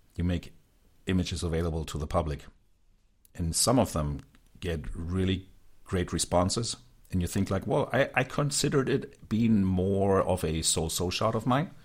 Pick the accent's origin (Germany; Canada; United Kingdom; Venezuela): Germany; Hanover, Lower Saxony; from my hometown